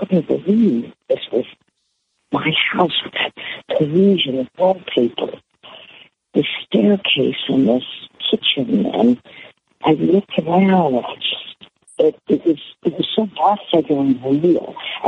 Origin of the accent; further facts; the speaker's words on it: Algiers, Louisiana, United States; I grew up in Algiers. I grew up in the suburbs.